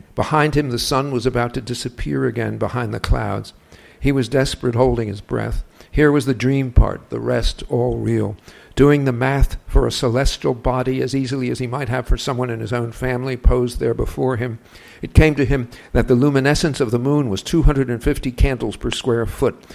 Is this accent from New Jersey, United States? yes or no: yes; Perth Amboy, New Jersey, United States; the beach at Perth Amboy, which is my hometown, Perth Amboy, New Jersey